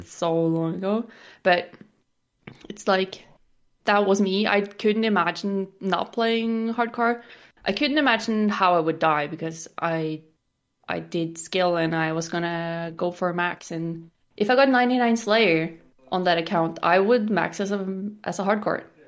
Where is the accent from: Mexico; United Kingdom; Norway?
Norway; I'm from Norway, and I am twenty-five years old